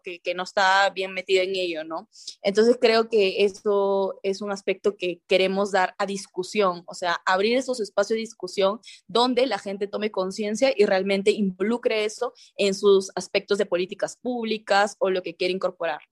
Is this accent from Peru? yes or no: yes; Chiclayo, Lambayeque, Peru; yo soy de Chiclayo